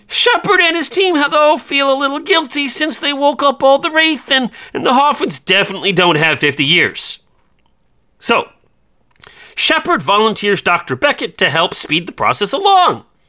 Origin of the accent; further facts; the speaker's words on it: Iowa, United States; I'm from Iowa